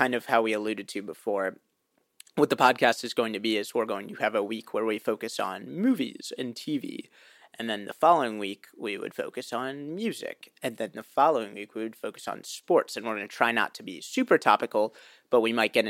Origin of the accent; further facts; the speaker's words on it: Cleveland, Ohio, United States; we're both from Cleveland. We were both born and raised here